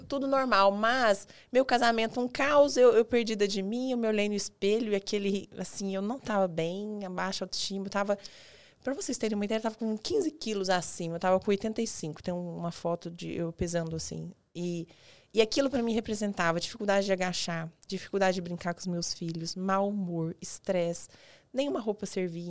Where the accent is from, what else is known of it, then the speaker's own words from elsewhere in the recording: Goiás, Brazil; now in Araçatuba, Brazil; eu sou de Goiás